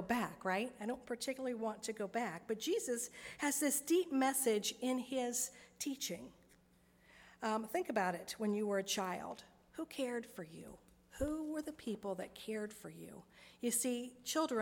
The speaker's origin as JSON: {"language": "English", "town": "Vandalia", "country": "United States", "tie": "born or raised there", "said": "I grew up in Vandalia"}